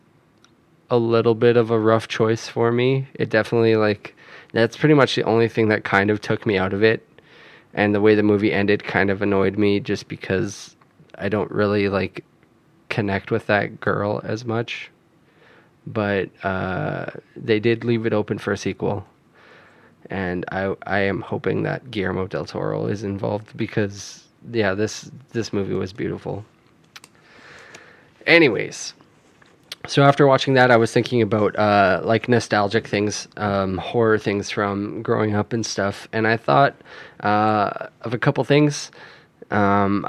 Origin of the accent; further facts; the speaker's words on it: Canada; we grew up in Canada